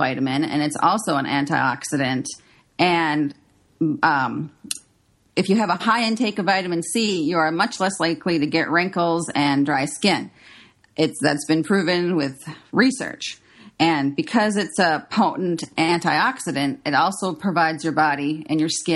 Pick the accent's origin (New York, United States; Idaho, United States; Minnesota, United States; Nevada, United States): Minnesota, United States; I grew up in Minnesota